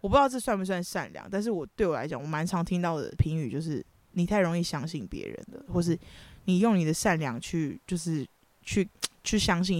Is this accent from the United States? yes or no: yes; United States; 我们就只是美国人呐，我们是美国人。